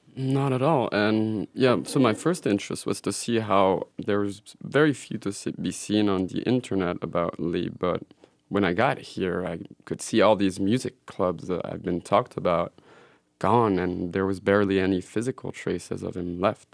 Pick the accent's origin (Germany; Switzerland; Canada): Switzerland; moved away; also born or lived in Belgium; I grew up in Switzerland and spent a couple of years in Belgium